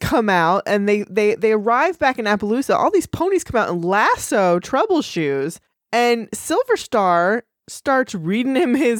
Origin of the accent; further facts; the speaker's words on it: Texas, United States; We're allowed to say that we're from Texas.